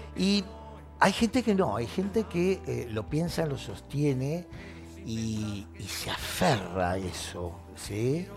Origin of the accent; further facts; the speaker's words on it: Ayacucho, Buenos Aires Province, Argentina; Yo soy nacido en Ayacucho